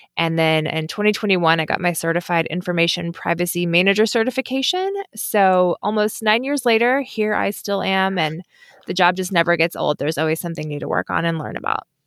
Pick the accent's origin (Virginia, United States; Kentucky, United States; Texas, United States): Kentucky, United States; moved away as an adult; also born or lived in Washington, D.C. / Indonesia; I knew I wanted to move back to my home state of Kentucky